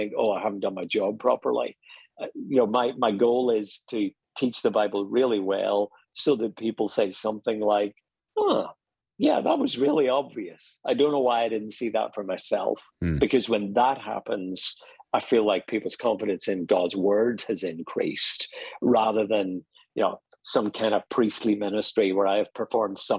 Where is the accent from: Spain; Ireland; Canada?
Ireland; accent: Irish; moved away; also born or lived in Dublin, Ireland; I'm Irish, you may pick up from my accent.